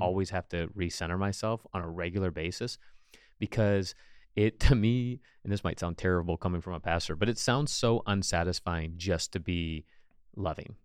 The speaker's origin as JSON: {"language": "English", "country": "United States", "said": "as an American, we live in the American dream culture"}